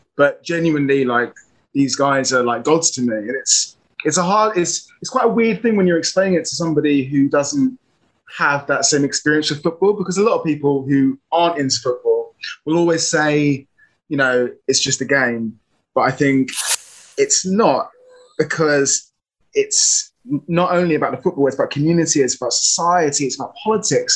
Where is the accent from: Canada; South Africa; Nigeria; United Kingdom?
United Kingdom; London; I'm an actor from South London